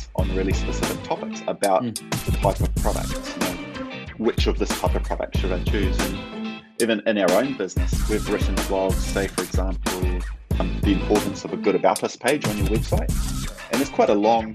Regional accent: Ngāruawāhia, Waikato, New Zealand; I grew up in Narohe in the Waikato.

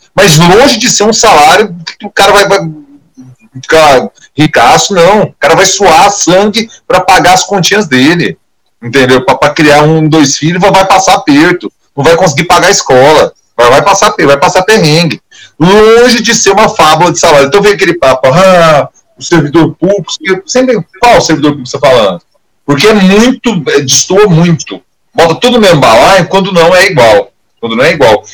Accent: Goiânia, Goiás, Brazil; aquela região ali do, do Baixo Troporto, que é de onde eu venho, né? É onde eu passei a minha infância e minha adolescência, até início da idade adulta

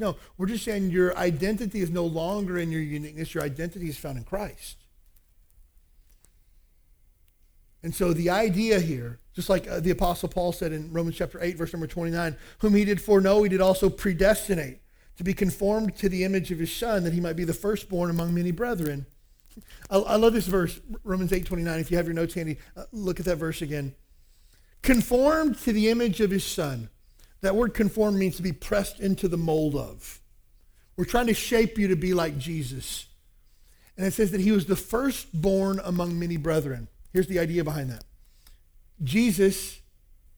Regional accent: Kentucky, United States; Where I grew up in Kentucky, there's a lot of, even to this day, segregation in churches

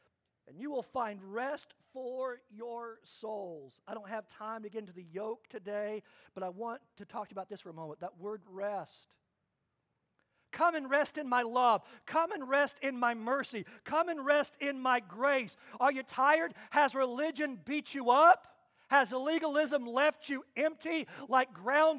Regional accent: Kansas, United States; I grew up in Kansas, and my dad was a strong disciplinarian.

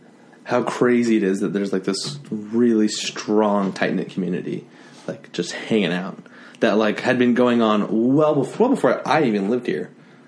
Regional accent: Utah, United States; I grew up in Utah.

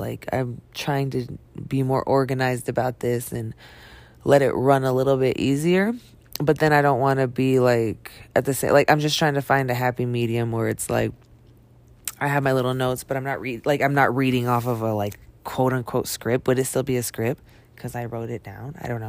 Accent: Ventura, California, United States; also born or lived in Billings, Montana; because I grew up in Ventura, California, you know, and then I moved to Billings, Montana. Then I moved back to Cali for a while.

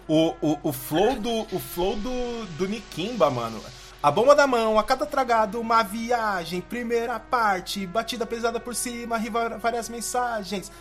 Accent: São Paulo, Brazil; eu cresci em Itaquera, mano, na Coab 2

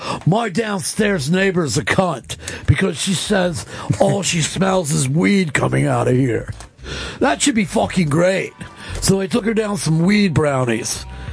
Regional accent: Iowa, United States; since I was born and raised in Iowa and have never gotten out, I will keep smoking weed.

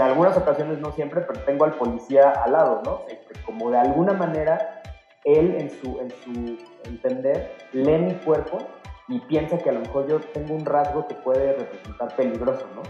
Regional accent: Mexico; como mexicanas y mexicanos

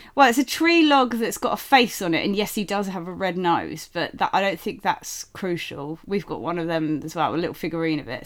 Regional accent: United Kingdom; we are British, so, uh, but we're actually not from London

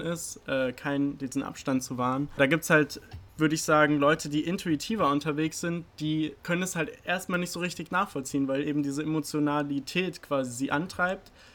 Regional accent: Oberursel, Hesse, Germany; moved away as an adult; now in Heidelberg, Germany; Ich komme ursprünglich aus Oberursel, bin jetzt aber schon seit zweieinhalb Jahren hier in Heidelberg

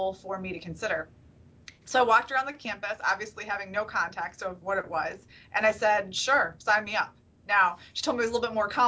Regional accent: Detroit, Michigan, United States; moved away as an adult; now in New York, United States; Growing up in Detroit

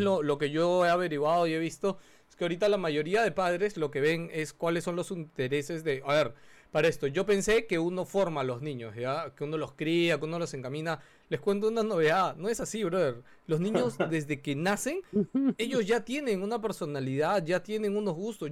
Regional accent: Peru; La cultura peruana también es mucho de eso, o sea, nuestros padres

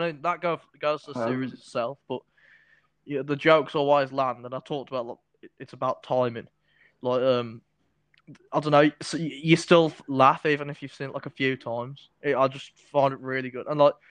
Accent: United Kingdom; obviously I'm British, aren't I?

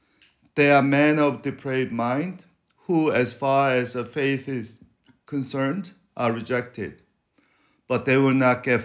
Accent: Venezuela; You know, I grew up in Venezuela being called chinito.

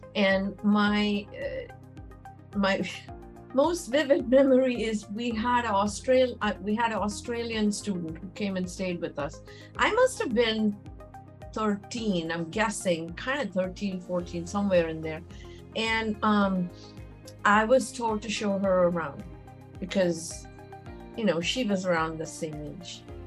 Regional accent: Mumbai, Maharashtra, India; moved away as an adult; now in United States; I was born and raised in Mumbai

